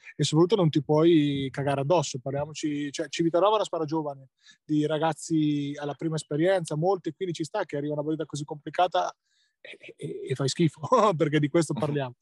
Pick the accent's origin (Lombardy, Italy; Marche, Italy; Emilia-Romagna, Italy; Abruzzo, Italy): Marche, Italy; Ancona; essendo anconetano